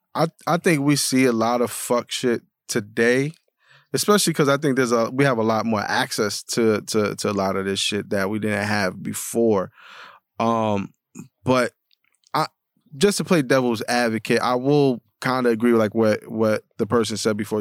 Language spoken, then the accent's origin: English; New York City, New York, United States; growing up in the Bronx